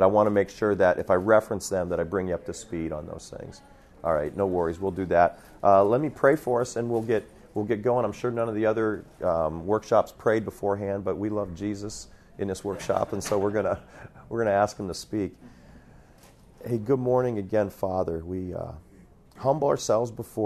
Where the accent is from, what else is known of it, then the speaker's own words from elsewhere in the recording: Pennsylvania, United States; moved away as an adult; also born or lived in Ohio / Montana; I grew up in Pennsylvania, was youth pastor in Ohio, planted a church in Montana